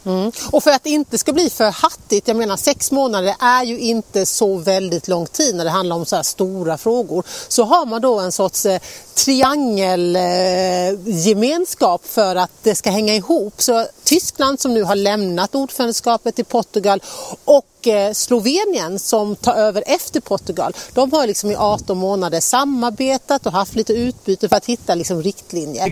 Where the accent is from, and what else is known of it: Sweden